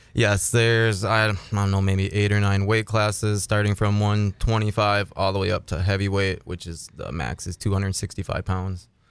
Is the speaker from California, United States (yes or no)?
no; Ada, Minnesota, United States; I'm from Ada, Minnesota.